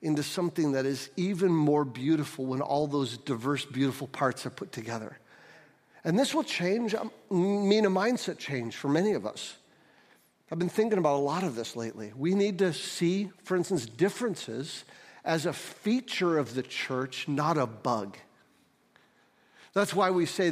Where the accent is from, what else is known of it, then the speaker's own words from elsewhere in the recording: St. Johns, Michigan, United States; also born or lived in Detroit; we moved to St. John's when I was four. And so I grew up in a culture that was not very diverse at all